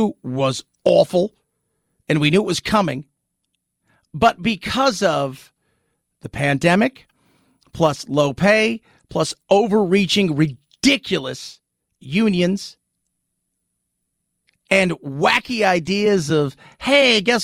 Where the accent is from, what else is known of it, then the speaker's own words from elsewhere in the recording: Los Angeles, California, United States; moved away as an adult; also born or lived in London; I grew up in Los Angeles, born and raised there. Then I lived in London off and on for a decade.